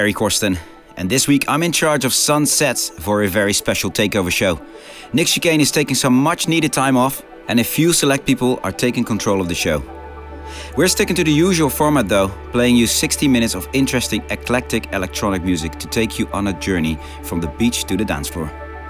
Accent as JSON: {"language": "English", "town": "Rotterdam", "region": "South Holland", "country": "Netherlands", "tie": "born or raised there", "said": "my hometown of Rotterdam."}